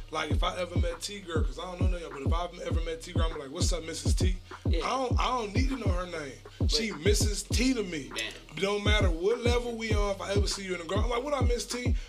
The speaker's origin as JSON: {"language": "English", "region": "New Jersey", "country": "United States", "said": "But I'm from New Jersey. I'm from New Jersey. I got a whole nother. I'm from the East Coast."}